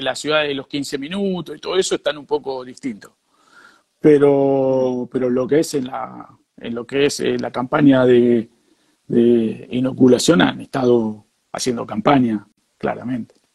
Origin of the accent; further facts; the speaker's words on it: Rosario, Santa Fe, Argentina; moved away as an adult; also born or lived in Madrid, Spain; now in Valencia, Spain; yo nací en Rosario y toda mi vida, eh, desde los 21 años, estuve en Madrid.